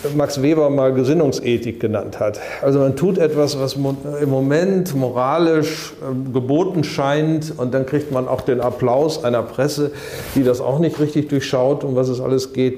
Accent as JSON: {"language": "German", "country": "Germany", "said": "wir sind aus Deutschland"}